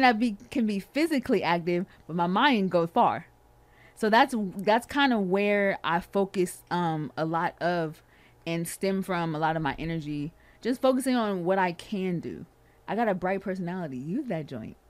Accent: California, United States; I am from Cali

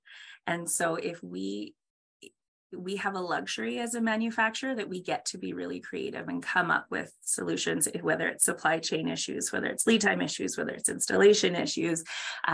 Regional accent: Canada; I'm Canadian

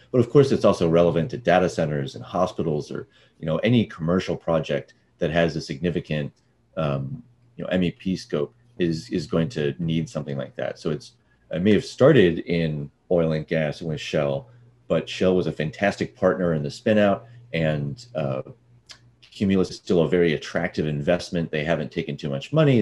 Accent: Austin, Texas, United States; also born or lived in Dallas / San Francisco; now in Santa Barbara, United States; I was born in Dallas and raised in Austin

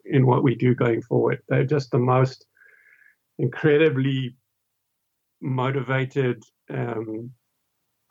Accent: South Africa; I'm also South African.

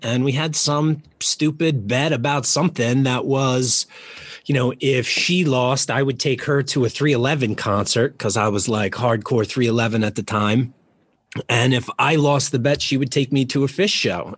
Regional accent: Jersey Shore, Monmouth County, New Jersey, United States; moved away as an adult; also born or lived in Baltimore; I grew up on the Jersey Shore, uh, like a mile from the beach in in Monmouth County

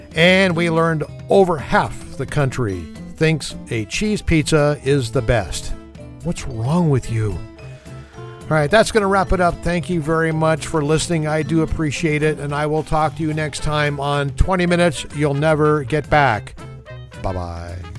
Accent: California, United States; My home state, California

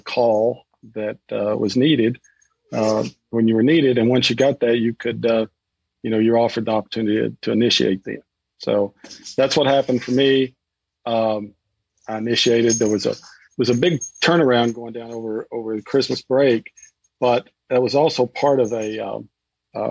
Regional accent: East Tennessee, United States; accent: twang; I grew up in East Tennessee, which actually has more twang than other parts of Tennessee

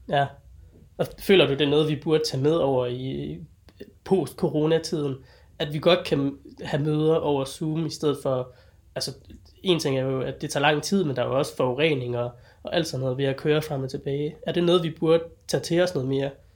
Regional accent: Denmark; jeg er jo sådan dansker

